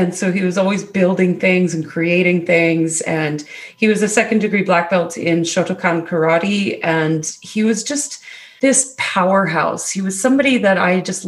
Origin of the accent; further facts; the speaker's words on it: Alberta, Canada; moved away as an adult; now in British Columbia, Canada; I'm actually in Canada. It was Alberta, Canada.